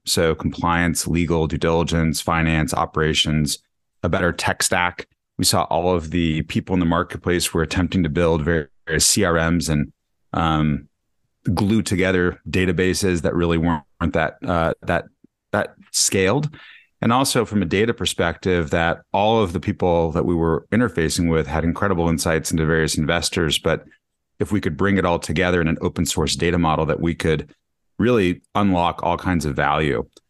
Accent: Denver, Colorado, United States; moved away as an adult; also born or lived in Michigan; now in New York City, United States; I grew up in Denver, Colorado.

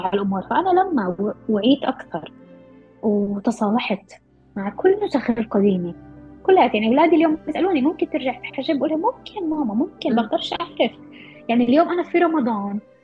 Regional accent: Palestine; احنا كمجتمع أو كفلسطينية محتلين

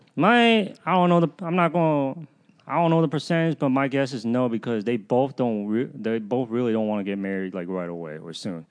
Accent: the South, Southern United States, United States; accent: southern; why I sound so southern.

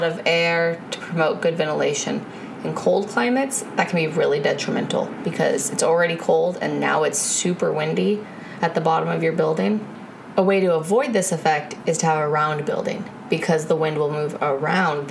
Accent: Florida, United States; moved away; I'm originally from Florida

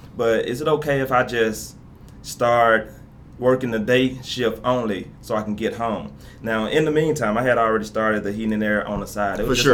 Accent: Memphis, Tennessee, United States; So, of course, I grew up in Memphis, you know that, in the Westwood area.

